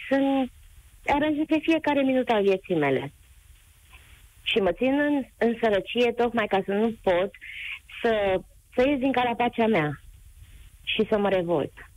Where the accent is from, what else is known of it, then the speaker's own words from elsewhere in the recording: Covasna County, Romania; din uh, județul Covasna